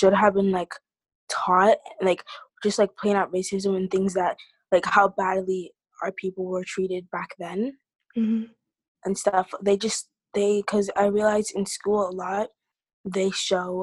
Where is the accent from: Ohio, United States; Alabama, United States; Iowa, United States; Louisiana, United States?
Iowa, United States; being born and raised in Iowa